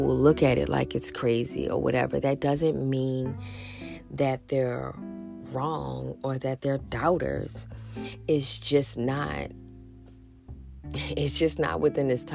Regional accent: New Orleans, Louisiana, United States; I'm from New Orleans

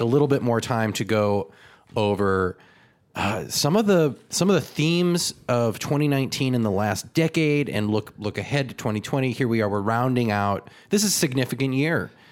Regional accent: California, United States; My hometown was surrounded by flames

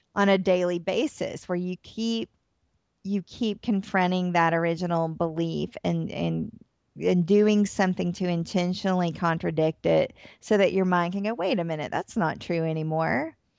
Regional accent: Atlanta, Georgia, United States; moved away as an adult; also born or lived in New Orleans, Louisiana; now in Tennessee, United States; I'm from Atlanta, Georgia. I live in Tennessee now

